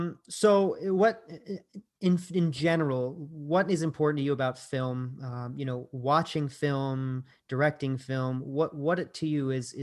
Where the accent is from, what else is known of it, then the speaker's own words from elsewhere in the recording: United States; As an American